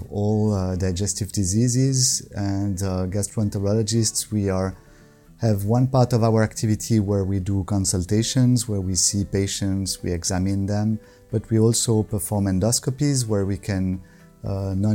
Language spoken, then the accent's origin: English; Morges, Vaud, Switzerland; also born or lived in Lausanne; I'm from Switzerland. I was born around here in Lausanne, actually. And I grew up in Morges, the city of Morges, which is between Lausanne and Geneva.